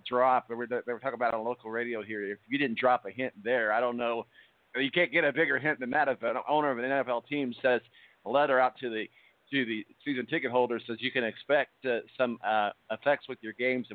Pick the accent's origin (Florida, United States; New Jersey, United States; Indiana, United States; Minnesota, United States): Indiana, United States; Evansville; I'm from Evansville.